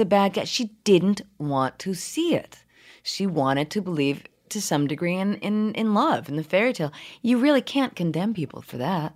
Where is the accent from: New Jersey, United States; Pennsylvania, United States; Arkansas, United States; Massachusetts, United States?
Massachusetts, United States; Brookline; now in New York City, United States; I grew up in Brookline, Massachusetts